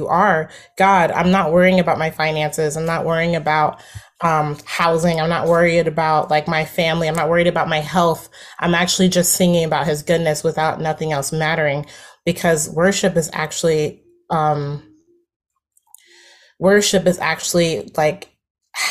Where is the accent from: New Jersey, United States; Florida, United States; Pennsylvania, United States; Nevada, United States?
New Jersey, United States; I'm from New Jersey